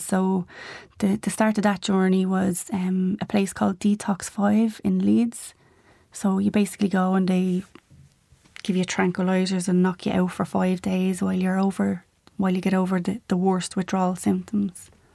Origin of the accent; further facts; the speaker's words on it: Dublin, Leinster, Ireland; memories of growing up in Ballymun